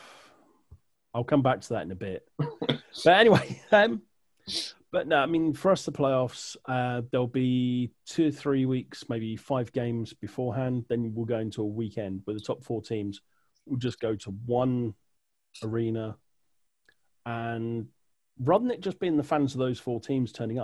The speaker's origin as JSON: {"language": "English", "country": "United Kingdom", "said": "We're a very small island"}